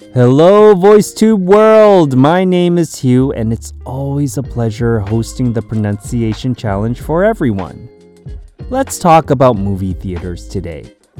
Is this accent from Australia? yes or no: no; Canada; growing up in Canada